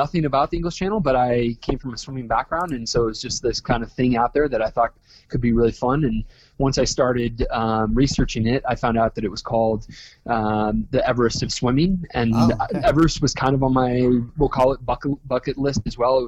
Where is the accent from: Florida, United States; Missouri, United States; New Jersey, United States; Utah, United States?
Utah, United States; Park City; also born or lived in California; I was born and raised in Park City, Utah